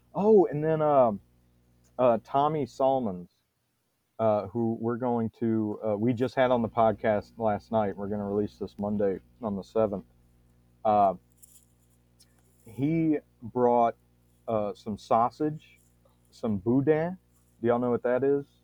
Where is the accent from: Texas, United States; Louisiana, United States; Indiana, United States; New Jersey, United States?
Louisiana, United States; I'm from Louisiana too